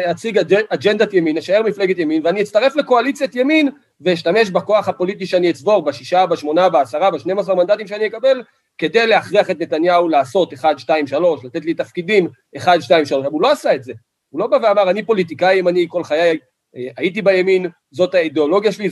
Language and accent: Hebrew; Kiryat Arba, West Bank, Palestine; אני גדלתי בקריית ארבע, מאז שאני זוכר את עצמי, שכנים שלי אה, נפצעו ונרצחו בפיגועים.